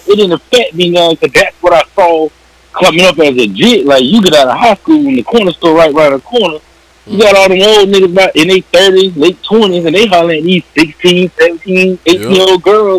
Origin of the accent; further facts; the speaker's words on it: Florida, United States; I'm from Florida.